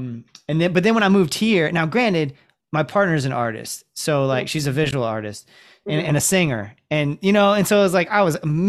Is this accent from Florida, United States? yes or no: yes; Ocala, Florida, United States; I'm coming from Ocala, so the bar set pretty low, but like Jacksonville was the first place that I lived